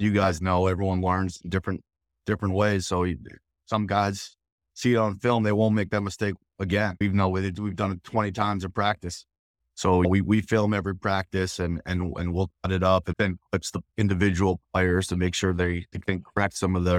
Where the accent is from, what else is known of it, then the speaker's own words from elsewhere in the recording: Wellesley, Massachusetts, United States; But it's also homecoming because I'm from Wellesley. I went to play at Wellesley High School.